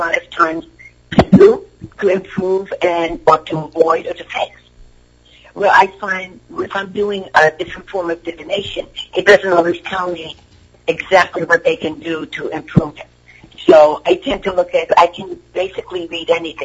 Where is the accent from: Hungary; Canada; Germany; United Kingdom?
Hungary; moved away; I'm from Europe. I'm a shaman to Hungary